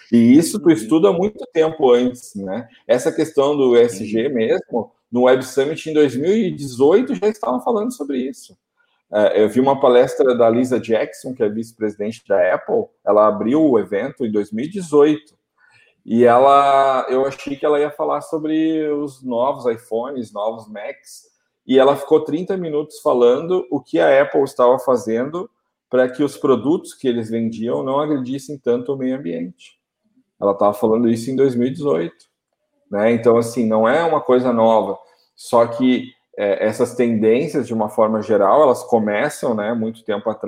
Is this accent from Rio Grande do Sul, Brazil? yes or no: yes; Porto Alegre, Rio Grande do Sul, Brazil; born there; eu, eu nasci aqui em Porto